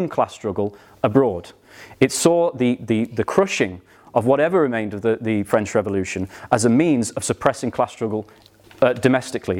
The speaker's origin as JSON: {"language": "English", "country": "United Kingdom", "said": "we as British Marxists"}